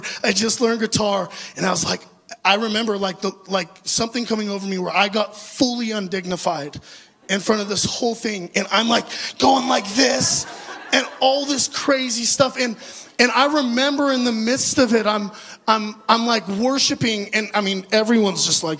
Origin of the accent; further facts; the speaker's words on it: Orange County, California, United States; I grew up in Orange County, California, in an amazing, wonderful Christian home